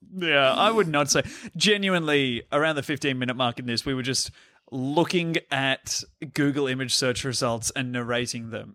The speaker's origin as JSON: {"language": "English", "town": "Sydney", "region": "New South Wales", "country": "Australia", "tie": "born or raised there", "said": "growing up in Sydney"}